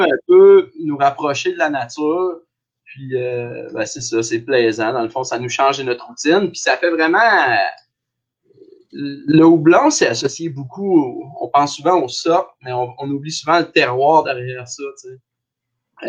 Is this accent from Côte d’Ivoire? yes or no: no; Abitibi, northern Quebec, Canada; moved away as an adult; also born or lived in Sherbrooke; je viens de Belle sur Kélyon, qui est dans le nord du Québec, mais on dit tout le temps qu'on vient de l'Abitibi parce que c'est collé.